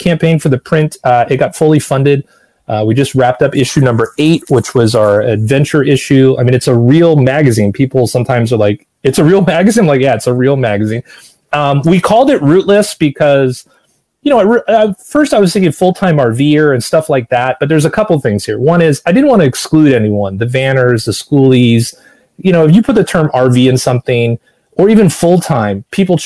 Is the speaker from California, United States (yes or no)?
yes; Los Angeles, California, United States; moved away as an adult; also born or lived in Seattle / New York / Boston; I was born in Seattle. I learned to talk in New York. I learned to walk in Boston. I learned to run in Los Angeles. And I lived in Los Angeles for 40 of my 50 years.